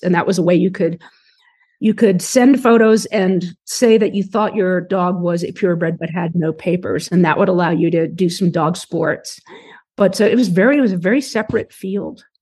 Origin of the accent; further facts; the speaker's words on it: New York City, New York, United States; when I was very young, we grew up in New York City